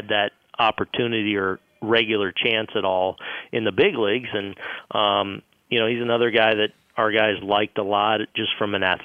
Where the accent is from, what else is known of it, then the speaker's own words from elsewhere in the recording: West Coast, United States; moved away; being from the West Coast